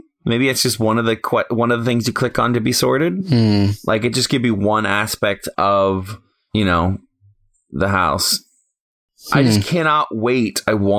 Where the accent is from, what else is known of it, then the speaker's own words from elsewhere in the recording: United States; I'm an American.